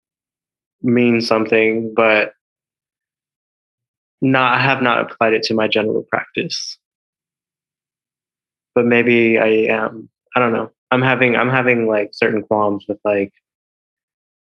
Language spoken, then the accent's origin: English; Milwaukee, Wisconsin, United States; also born or lived in San Juan, Puerto Rico; I was born in San Juan, Puerto Rico, and I was raised there for a while, and then my family moved to Milwaukee, Wisconsin, and there, I grew up a lot in like middle school and high school